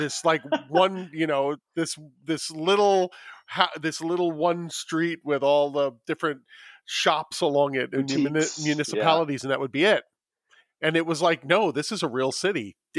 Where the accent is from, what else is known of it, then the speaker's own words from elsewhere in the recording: New York, United States; moved away as an adult; now in Los Angeles, United States; I have been a city boy my entire life. I grew up in New York. I moved to Los Angeles.